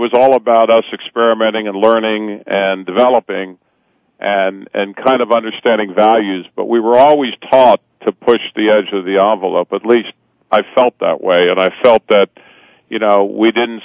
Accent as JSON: {"language": "English", "town": "Cincinnati", "region": "Ohio", "country": "United States", "tie": "born or raised there", "said": "growing up in North Avondale in a great community in Cincinnati, Ohio"}